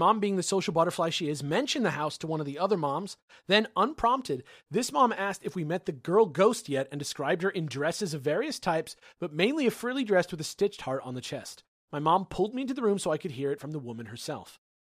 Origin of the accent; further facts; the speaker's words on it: California, United States; I grew up in the Bay Area, about an hour south of San Francisco. I grew up in a two-story house